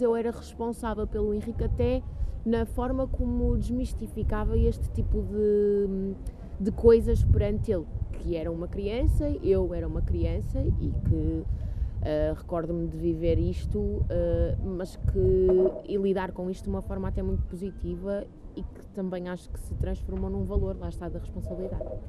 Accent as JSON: {"language": "Portuguese", "town": "Santo Tirso", "region": "Norte", "country": "Portugal", "tie": "born or raised there", "also_born_or_lived": "Coimbra"}